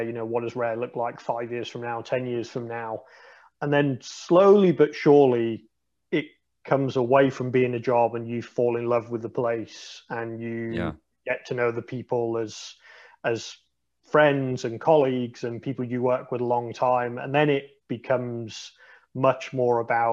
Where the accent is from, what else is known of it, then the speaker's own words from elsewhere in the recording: United Kingdom; I think as British people